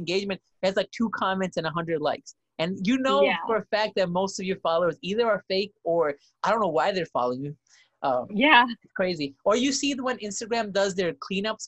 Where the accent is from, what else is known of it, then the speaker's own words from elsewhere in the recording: New York, United States; moved away; both me and him both were from New York